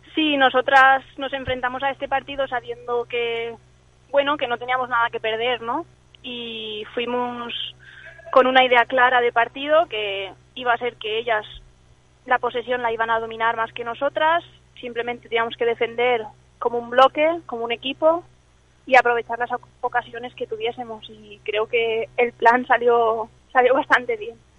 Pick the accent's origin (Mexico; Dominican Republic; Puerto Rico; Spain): Spain; born or raised there; also born or lived in Scotland